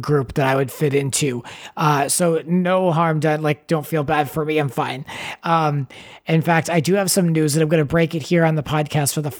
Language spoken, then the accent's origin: English; Cranston, Rhode Island, United States; also born or lived in Los Angeles, California; now in New York, United States; I'm an East Coast kid growing up in Cranston, Rhode Island, 02921, now being here in New York.